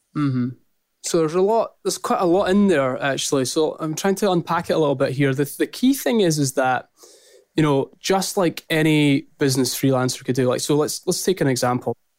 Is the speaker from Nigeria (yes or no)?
no; Scotland, United Kingdom; accent: strong Scottish; also born or lived in St Andrews; my strong Scottish accent